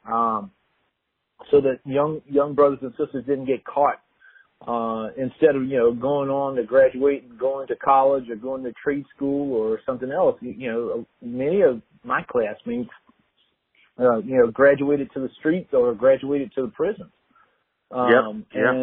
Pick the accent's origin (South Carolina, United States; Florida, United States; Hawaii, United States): South Carolina, United States; Orangeburg; I grew up in Orangeburg, South Carolina. Um, I was uh, born to a teen mom.